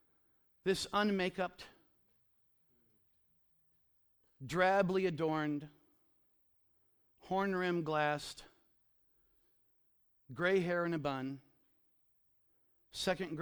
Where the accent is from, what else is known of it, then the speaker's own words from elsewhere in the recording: the Ozarks, United States; I grew up in the Ozarks